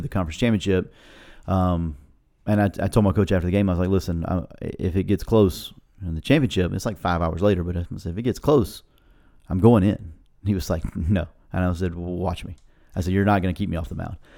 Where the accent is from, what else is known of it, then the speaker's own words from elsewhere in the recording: Florida, United States; I was from Florida